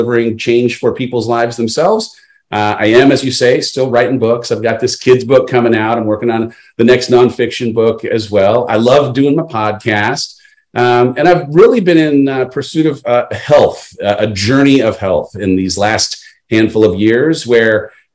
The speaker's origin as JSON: {"language": "English", "town": "San Clemente", "region": "California", "country": "United States", "tie": "born or raised there", "also_born_or_lived": "Los Angeles", "moved": "as an adult", "said": "I grew up in Southern California, beach town, San Clemente"}